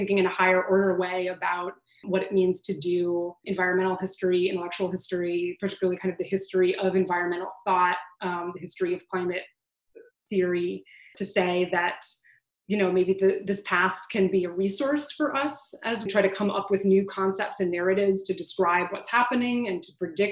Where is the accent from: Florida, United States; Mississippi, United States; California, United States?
California, United States; Southern; I grew up in Southern California doing earthquake drills in school